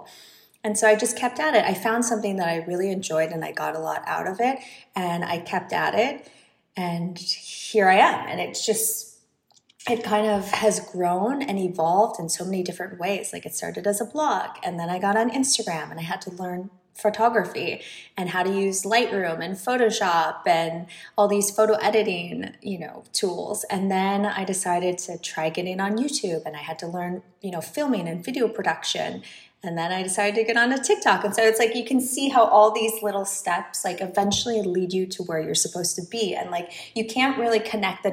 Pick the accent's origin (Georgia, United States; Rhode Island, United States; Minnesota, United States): Minnesota, United States; moved away; also born or lived in New York; I grew up in Minnesota.